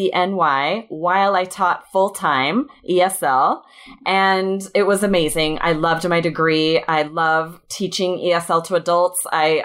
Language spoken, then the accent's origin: English; Idaho, United States; moved away; I grew up in Idaho, and we had the opposite problem where it would already be snowing sometimes on Halloween